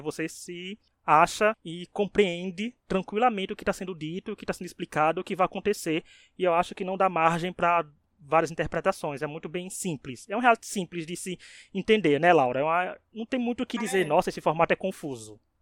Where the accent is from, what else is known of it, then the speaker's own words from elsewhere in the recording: Northeast Region, Brazil; não, é o Nordeste é meu país